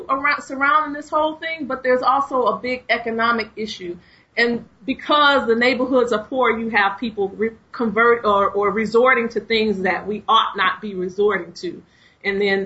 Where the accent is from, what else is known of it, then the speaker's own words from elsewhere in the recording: Chicago, Illinois, United States; When I was growing up in Chicago